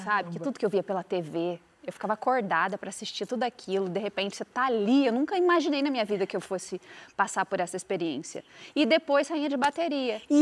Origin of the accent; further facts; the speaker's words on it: Brazil; eu caio, mas eu levanto, porque eu sou brasileira.